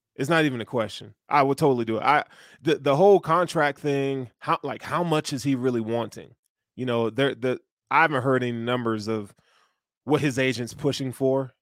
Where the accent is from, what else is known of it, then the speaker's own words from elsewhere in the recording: the South, United States; I'm from the South